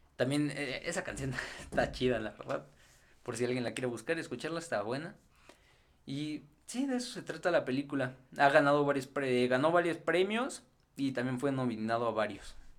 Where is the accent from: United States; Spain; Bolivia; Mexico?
Mexico; los que somos aquí de México